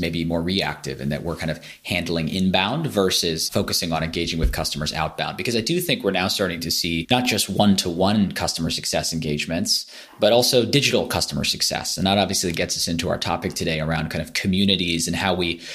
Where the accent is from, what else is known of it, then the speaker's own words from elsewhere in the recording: California, United States; moved away as an adult; now in London, United Kingdom; I grew up in California. I now live in London